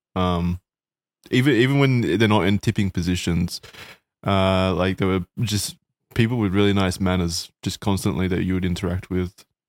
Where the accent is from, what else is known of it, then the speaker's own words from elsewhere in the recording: Australia; I'm Australian